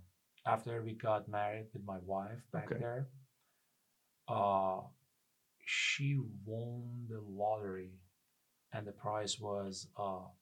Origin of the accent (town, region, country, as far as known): Sari, Mazandaran, Iran; English is a second language; moved away as an adult; also born or lived in Austin, Texas; now in Seattle, United States